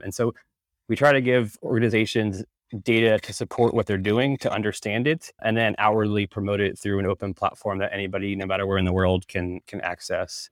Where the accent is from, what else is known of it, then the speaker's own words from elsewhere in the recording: Northern Virginia, United States; moved away as an adult; also born or lived in Arlington, Virginia; now in Amsterdam, Netherlands; I'm from Northern Virginia originally, I was living in Arlington at the time, currently actually live in Europe in, in Amsterdam